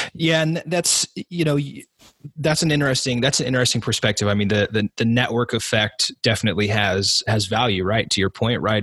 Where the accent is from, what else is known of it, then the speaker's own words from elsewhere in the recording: Southern Oregon, United States; I grew up in Southern Oregon